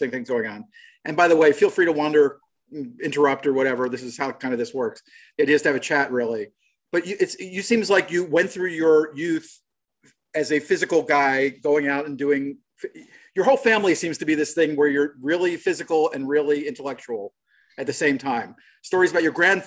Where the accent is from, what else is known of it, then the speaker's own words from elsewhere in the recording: Baltimore, Maryland, United States; I'm from Baltimore